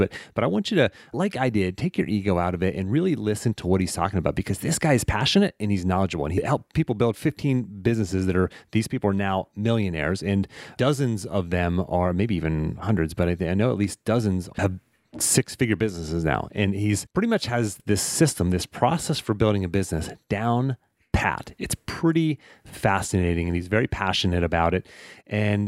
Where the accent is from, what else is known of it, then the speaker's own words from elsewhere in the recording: Pittsburgh, Pennsylvania, United States; I called it pop growing up too, by the way. So I'm from Pittsburgh